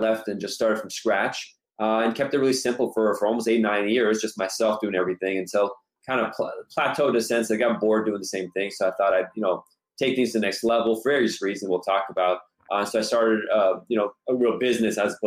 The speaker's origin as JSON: {"language": "English", "town": "Los Angeles", "region": "California", "country": "United States", "tie": "born or raised there", "said": "my family's originally from Iran. I was born here myself, born and raised in Los Angeles for the most part."}